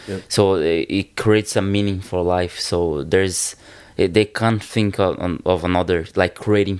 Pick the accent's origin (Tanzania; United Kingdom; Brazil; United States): Brazil; born there; As when you're born in a poor country, like I was born in Brazil, people, they have real problems.